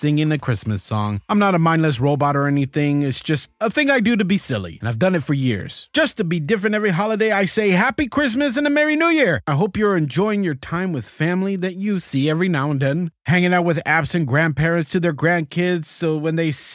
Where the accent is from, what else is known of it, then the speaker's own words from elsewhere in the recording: South Florida, United States; was born and raised in South Florida. I lived in Dade County, but mostly in Broward County